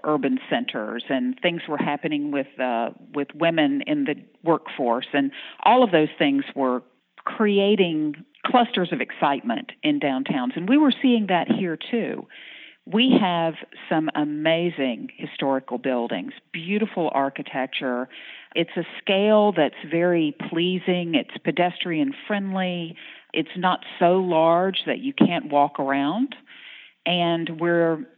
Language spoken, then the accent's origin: English; North Florida, United States; moved away as an adult; also born or lived in Pensacola, Florida; now in Shreveport, United States; I'm originally from North Florida. So I'm a beach gal